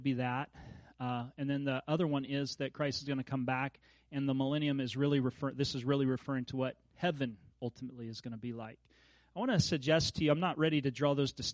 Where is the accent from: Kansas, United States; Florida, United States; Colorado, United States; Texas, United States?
Kansas, United States; moved away; as a kid growing up in Kansas